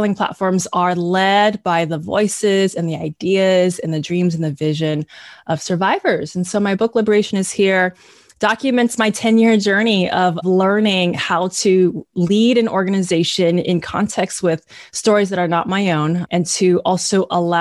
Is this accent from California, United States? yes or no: yes; the Bay Area, California, United States; I am third generation Chinese American, born and raised in the Bay Area, currently live in Richmond